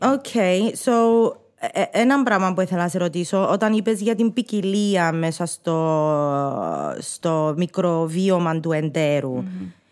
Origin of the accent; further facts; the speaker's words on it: Cyprus; accent: Cypriot; first language Greek; να τα πούμε αλλά κυπριακά